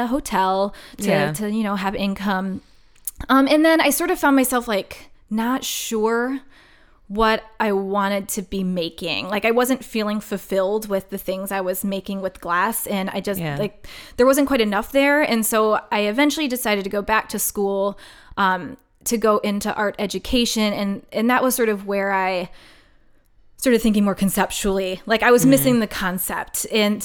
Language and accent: English; Wisconsin, United States; I'm from Wisconsin